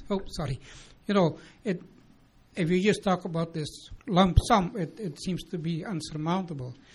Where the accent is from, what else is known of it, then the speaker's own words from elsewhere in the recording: Picture Butte, Alberta, Canada; as I'm from Picture Butte